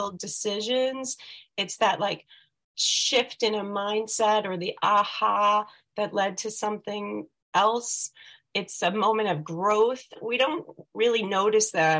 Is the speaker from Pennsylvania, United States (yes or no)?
no; Scarsdale, New York, United States; moved away as an adult; now in Rhode Island, United States; I come from Scarsdale, New York. And I grew up there